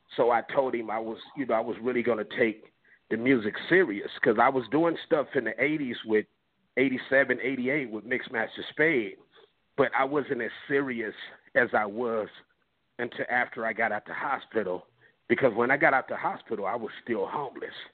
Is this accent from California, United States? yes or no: yes; Compton, California, United States; growing up in Compton, I'm, I'm from that era